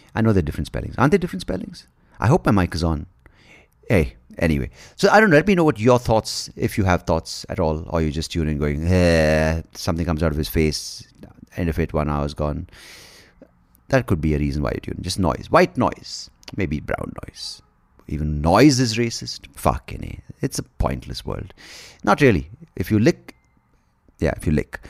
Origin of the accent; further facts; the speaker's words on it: Bangalore, Karnataka, India; I was born in the eighties and, uh, growing up in India